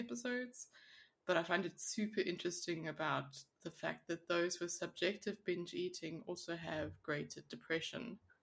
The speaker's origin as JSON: {"language": "English", "country": "South Africa", "moved": "yes", "lives_now": "Switzerland", "said": "I come from South Africa"}